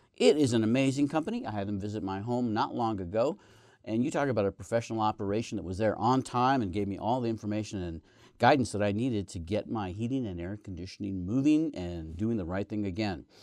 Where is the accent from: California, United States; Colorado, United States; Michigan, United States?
Colorado, United States; Northeast; moved away; my home state, home, uh, county of Northeast Colorado